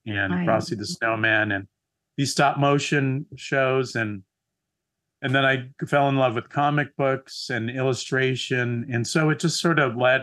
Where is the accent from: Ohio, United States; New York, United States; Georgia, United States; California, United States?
California, United States; San Diego; I grew up in San Diego, which is south of Los Angeles